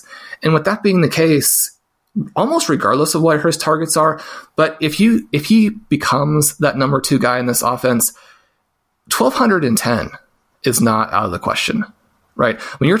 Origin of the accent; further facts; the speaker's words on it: Kansas City, Missouri, United States; I grew up in Kansas City